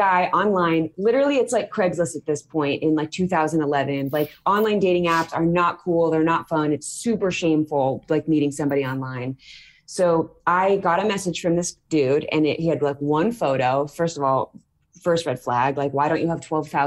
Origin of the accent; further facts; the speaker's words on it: California, United States; now in Omaha, United States; I'm originally from California